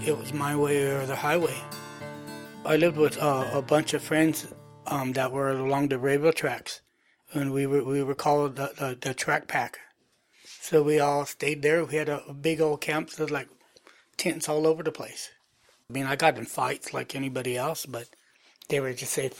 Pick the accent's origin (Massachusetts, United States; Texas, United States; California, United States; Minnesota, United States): California, United States; Morgan Hill; also born or lived in San Jose; I was born in San Jose, but I was raised in Morgan Hill.